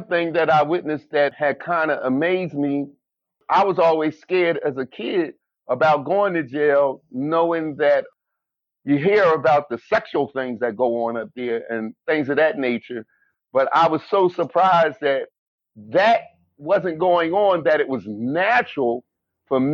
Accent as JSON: {"language": "English", "town": "Philadelphia", "region": "Pennsylvania", "country": "United States", "tie": "born or raised there", "said": "I grew up in Philadelphia, Pennsylvania"}